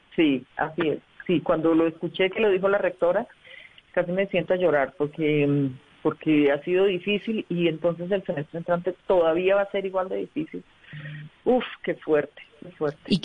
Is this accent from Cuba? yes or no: no; Socorro, Santander, Colombia; also born or lived in Bucaramanga; now in Bogotá, Colombia